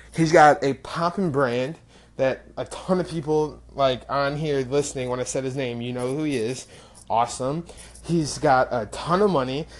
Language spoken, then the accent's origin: English; rural Illinois, United States; from a very small town in rural Illinois, where I grew up. Less than a thousand people in my hometown